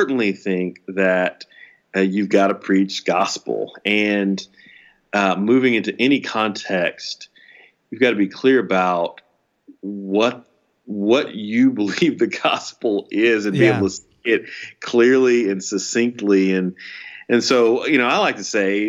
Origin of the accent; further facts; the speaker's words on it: Houston, Texas, United States; when I was a baby, my parents moved us from inner city Houston to the suburbs of North Houston